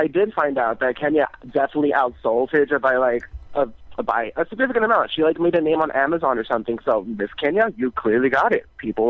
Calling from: New York City, New York, United States; calling from the Bronx, New York.

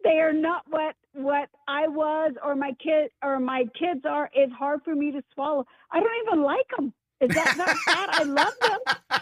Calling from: Phoenix, Arizona, United States; calling from Phoenix, Arizona.

